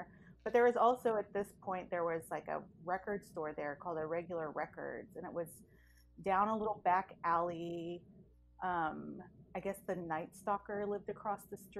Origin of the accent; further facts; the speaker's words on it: San Pablo, California, United States; I grew up in San Pablo, so it's kind of been the same story throughout. Like, I have born and raised in the East Bay.